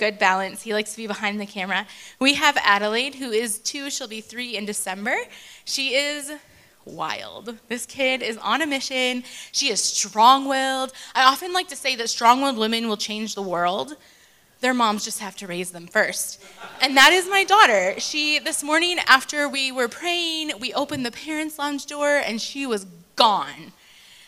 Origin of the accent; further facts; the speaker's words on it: United States; moved away as an adult; now in Johannesburg, South Africa; I am originally from America, but I've been living in Joburg for 8 years